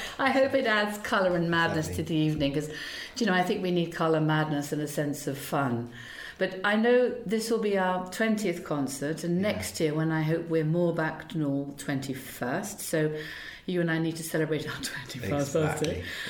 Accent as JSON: {"language": "English", "country": "United Kingdom", "said": "It can be a little bit iffy, but I think that's part of being British."}